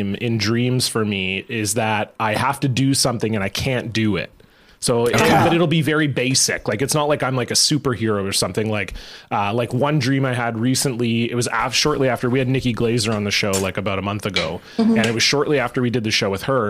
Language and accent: English; Canada; we apologize for being Canadian